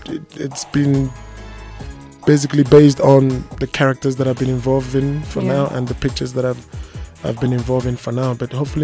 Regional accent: Nigeria; First of all, I'm an African. Mm-hmm. I'm a Nigerian.

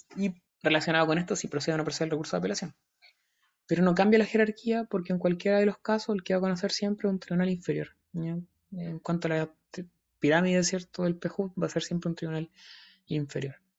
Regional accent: Talca, Maule, Chile; yo soy de Talca

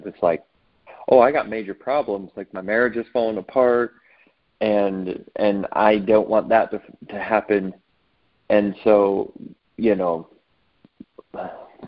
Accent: Southern California, United States; also born or lived in Santa Barbara, California; I grew up predominantly in Southern California.

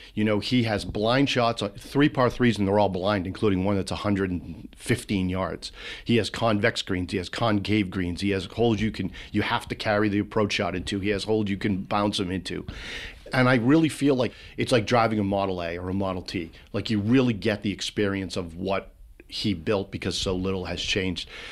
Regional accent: central Massachusetts, United States; I grew up in central Massachusetts on the Connecticut border

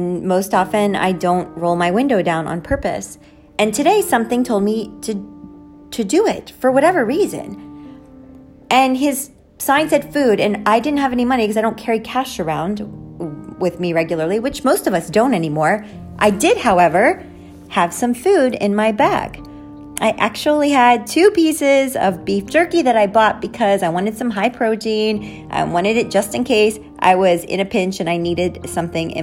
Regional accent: Jersey City, New Jersey, United States; Jersey City, where I'm from

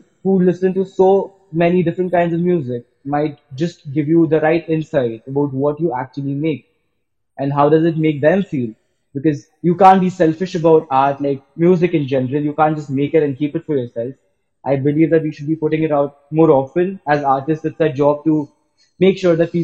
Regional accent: Pune, Maharashtra, India; I'm from Pune itself

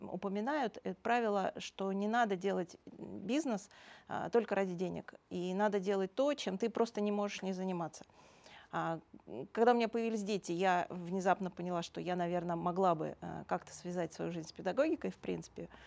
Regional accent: Moscow, Russia; born there; Родилась в Москве.

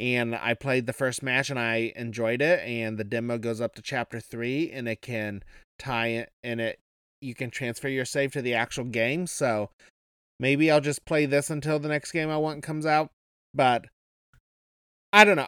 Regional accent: Kansas, Midwest, United States; I come from the Midwest

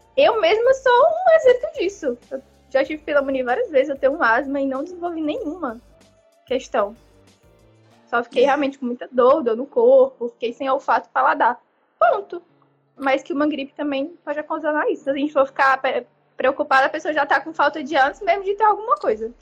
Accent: Fortaleza, Ceará, Brazil; eu sou de Fortaleza

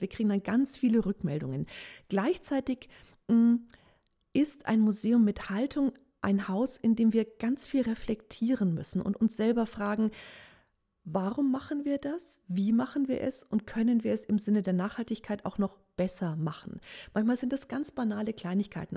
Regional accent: Nuremberg, Bavaria, Germany; Ich bin auch Nürnbergerin

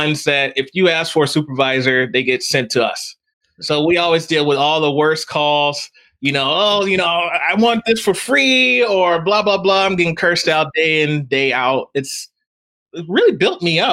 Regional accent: Texas, United States; moved away; I grew up in Texas

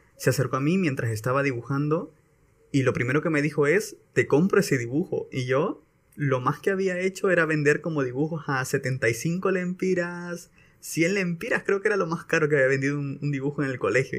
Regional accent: San Pedro Sula, Cortés, Honduras; also born or lived in Santa Bárbara, Honduras; Yo soy de aquí de San Pedro y me mandaron para Santa Bárbara

